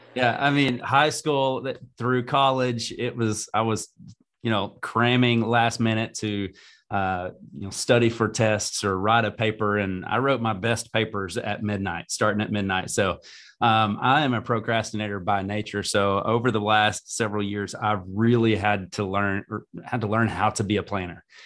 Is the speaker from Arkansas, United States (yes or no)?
yes; Greenbrier, Arkansas, United States; i was able to go back to my hometown and serve um, especially i've got four kids um, and we do everything in greenbrier